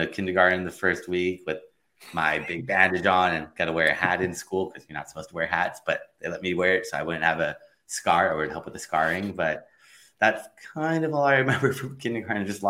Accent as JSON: {"language": "English", "town": "Los Angeles", "region": "California", "country": "United States", "tie": "born or raised there", "also_born_or_lived": "Long Beach, California", "said": "Grew up in San Pedro, California, a little tiny town in Los Angeles, and grew up there in elementary school, middle school, high school"}